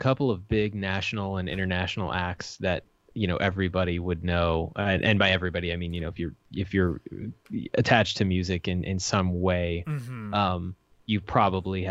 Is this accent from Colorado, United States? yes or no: yes; Fort Collins, Colorado, United States; I grew up in Fort Collins, Colorado, where the studio is located